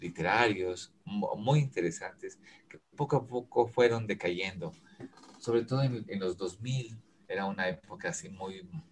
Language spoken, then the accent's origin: Spanish; Quito, Pichincha, Ecuador; also born or lived in Ambato; La, ciudad a la que yo he, pertenecido y he vivido y eh, eh, he vivido eh, su pulso, su movimiento, es Quito